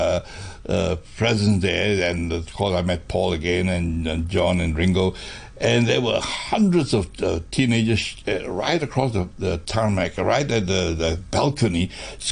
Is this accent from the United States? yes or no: no; Hong Kong; I'm from Hong Kong. I'm foreign